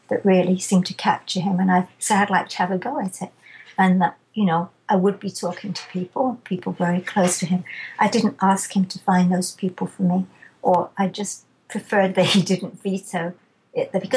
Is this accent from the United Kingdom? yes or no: yes; England, United Kingdom; I'm too English